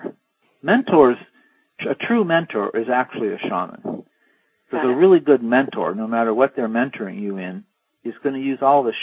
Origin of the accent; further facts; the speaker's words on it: East Coast, United States; I was from the East Coast